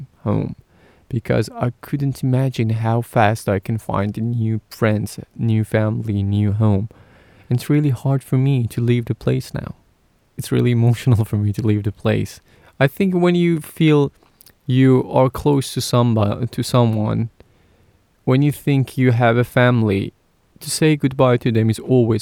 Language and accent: English; Iran; English is a second language; moved away as an adult; now in United Kingdom; I'm originally from Iran, which is in Middle East. I came to UK last year